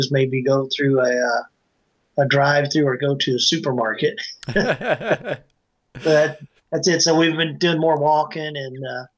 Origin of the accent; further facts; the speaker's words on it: North Carolina, United States; I'm located right outside Charlotte, North Carolina, USA. And I'm originally from North Carolina. So this is my home state.